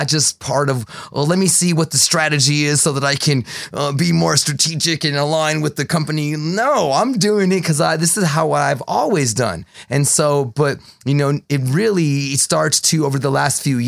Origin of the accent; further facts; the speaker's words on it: Douglas, Arizona, United States; I was raised in Douglas, Arizona, which is right on La Frontera, nine blocks from the fence is where I grew up